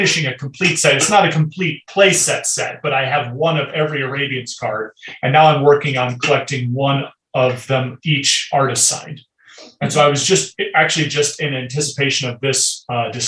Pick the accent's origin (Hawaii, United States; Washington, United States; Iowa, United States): Iowa, United States; Cedar Rapids; I grew up in Cedar Rapids, Iowa